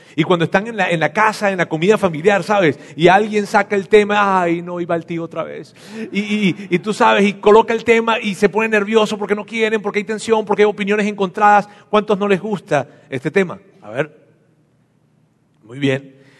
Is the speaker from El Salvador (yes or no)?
no; Venezuela; now in Mexico; yo soy venezolano